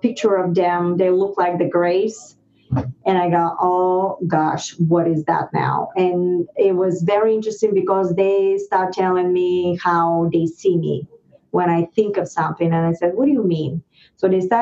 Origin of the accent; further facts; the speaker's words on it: Varna, Varna Province, Bulgaria; English is a second language; moved away as an adult; now in United States; Bulgaria, I was born in the Black Sea, Varna. It's a beautiful town